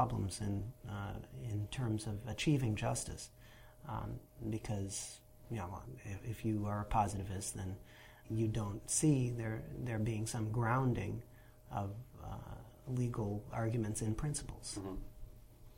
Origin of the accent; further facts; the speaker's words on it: Western New York, United States; moved away; also born or lived in Buffalo, New York; I was born in Buffalo, New York